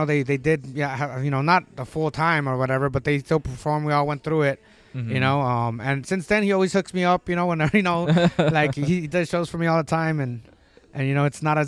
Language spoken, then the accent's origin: English; San Diego, California, United States; also born or lived in Tijuana, Mexico; I was born in Tijuana, and I was raised in San Isidro and Tijuana most of my youth. But I grew up South San Diego, San Isidro, Chula Vista, National City, Imperial Beach